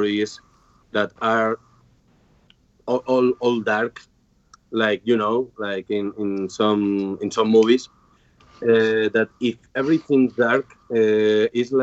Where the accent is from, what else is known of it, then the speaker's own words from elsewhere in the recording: Spain; I'm from Spain